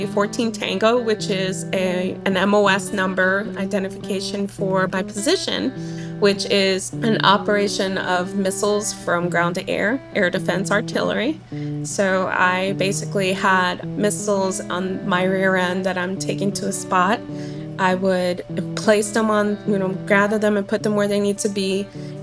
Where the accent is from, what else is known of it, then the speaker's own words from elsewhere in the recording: New York City, New York, United States; moved away as an adult; also born or lived in Fajardo, Puerto Rico / Florida; now in Alaska, United States; we migrated to New York City and started to live in the Bronx. Lived there